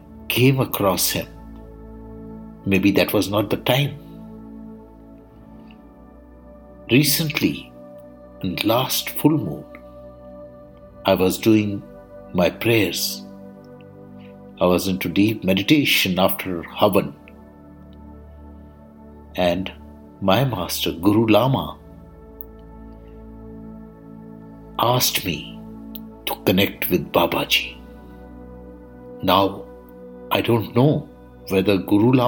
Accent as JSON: {"language": "English", "country": "India", "said": "I am the Indian monk."}